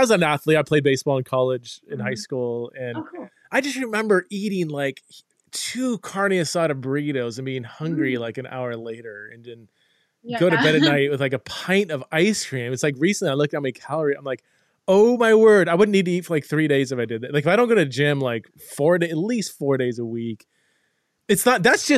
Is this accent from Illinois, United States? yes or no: no; Ventura County / North LA, California, United States; also born or lived in Westlake Village / Thousand Oaks / Fresno / Santa Clarita; I was born in Westlake, spent a couple of years in TO, then grew up in Fresno, then moved back to like Santa Clarita, Simi Valley. So mainly kind of like Ventura County-ish, North